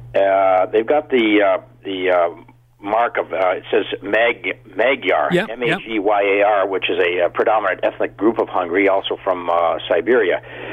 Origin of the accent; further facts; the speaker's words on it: Newmarket, Ontario, Canada; I'm from Newmarket.